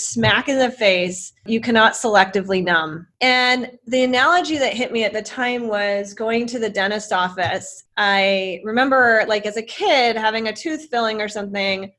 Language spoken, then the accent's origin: English; Bay Area, California, United States; moved away as an adult; now in Chicago, United States; I'm from the Bay Area